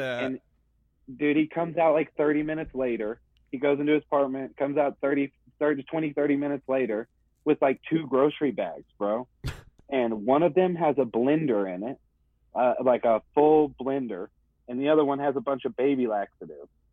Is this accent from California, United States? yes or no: no; Dallas, Texas, United States; I'm from Dallas